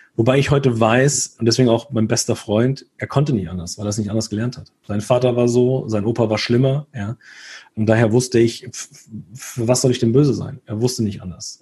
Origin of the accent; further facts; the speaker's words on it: Hesse, Germany; Bei uns in Hessen